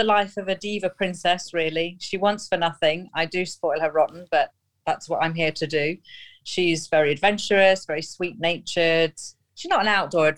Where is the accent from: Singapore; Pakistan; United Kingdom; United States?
United Kingdom; Nottingham, East Midlands; moved away as an adult; now in Oman; I'm from Nottingham in the UK, but I'm currently living out in Oman in the Middle East, where I've been for the last 14 years.